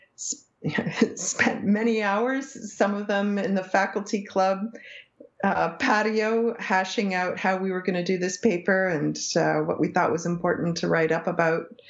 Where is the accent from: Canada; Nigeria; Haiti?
Canada; first language English; an English Canadian from a small town of 5,000 people